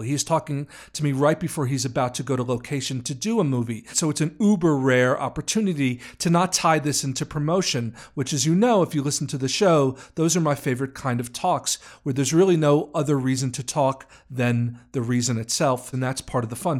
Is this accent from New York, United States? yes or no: yes; New York, United States; I'm from New York